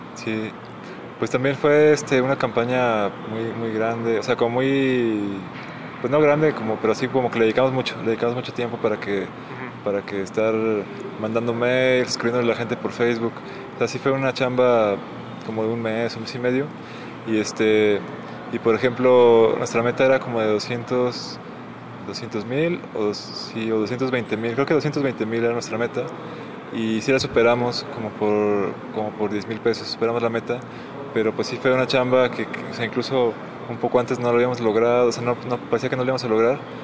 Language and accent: Spanish; Saltillo, Coahuila, Mexico; yo soy de Saltillo